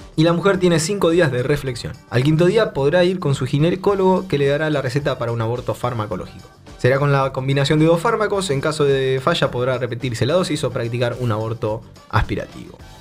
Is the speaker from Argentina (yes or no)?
yes; Bahía Blanca, Buenos Aires Province, Argentina; somos de Bahía Blanca, una ciudad al centro sur de, Argentina.